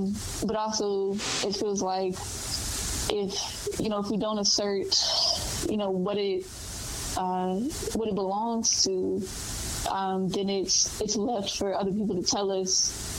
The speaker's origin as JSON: {"language": "English", "town": "Louisville", "region": "Kentucky", "country": "United States", "tie": "born or raised there", "said": "growing up in Louisville, always regarded Louisville as the South. Well, I'm from the South"}